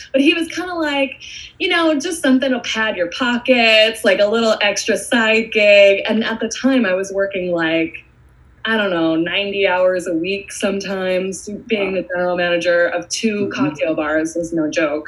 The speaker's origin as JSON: {"language": "English", "area": "Hudson Valley", "region": "New York", "country": "United States", "tie": "born or raised there", "also_born_or_lived": "Queens, New York / Brooklyn, New York", "said": "I'm a native New Yorker. I was born in Queens, uh, grew up in mostly the Hudson Valley, and now I live in Brooklyn"}